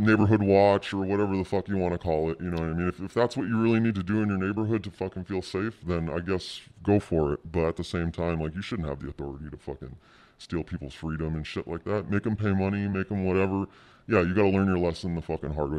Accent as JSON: {"language": "English", "region": "Southern California", "country": "United States", "tie": "born or raised there", "also_born_or_lived": "Jersey City, New Jersey", "said": "I grew up in, like, Southern California"}